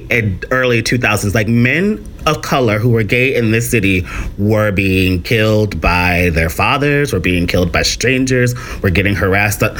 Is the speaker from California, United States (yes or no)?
no; Tennessee, United States; now in New York City, United States; Because I came to NYU from Tennessee, like sort of discovered poetry and performing poetry in college.